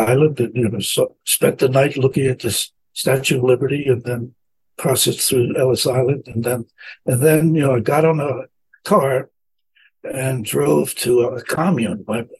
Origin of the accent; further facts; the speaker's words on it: Italy; now in United States; I grew up in the streets of Italy during the war. So I was was a thief for my first for 5 years, getting my own food by taking it.